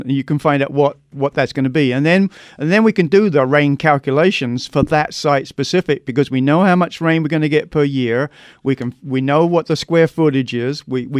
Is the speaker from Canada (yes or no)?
no; London, United Kingdom; now in Arizona, United States; No, I'm from London, England. But that was back in 81, so I've kind of mellowed a bit.